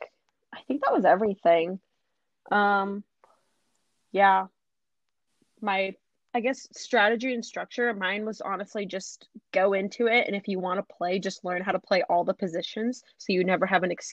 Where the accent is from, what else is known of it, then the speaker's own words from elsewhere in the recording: Canada; also born or lived in Algeria (ancestry); now in United States; I was born in Canada, so mm-hmm. I have Canadian citizenship. My parents are both from Northern Africa, so I have Algerian citizenship.